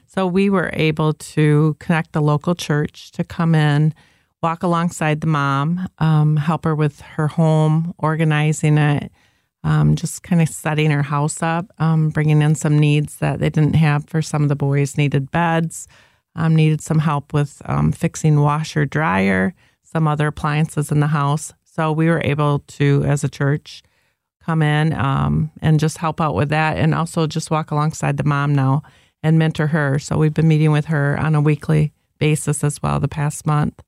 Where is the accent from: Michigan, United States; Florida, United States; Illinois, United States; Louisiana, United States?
Michigan, United States; Zeeland; now in Byron Center, United States; I grew up in Zealand